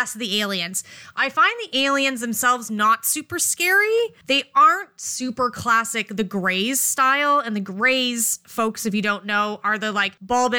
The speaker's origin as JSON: {"language": "English", "country": "Canada", "said": "we are Canadian"}